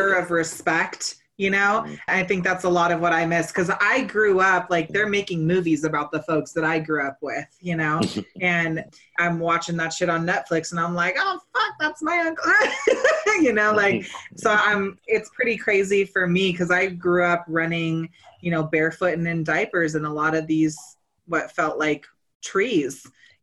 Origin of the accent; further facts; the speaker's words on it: Northern California, United States; I was raised in Northern California